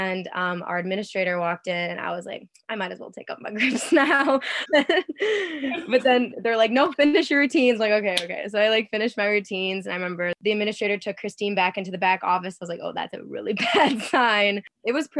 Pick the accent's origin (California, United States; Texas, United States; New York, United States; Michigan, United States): Michigan, United States; Canton; I grew up in Michigan. There's a lot of gymnastics in the area. Like I live in Ann Arbor or like Canton, Michigan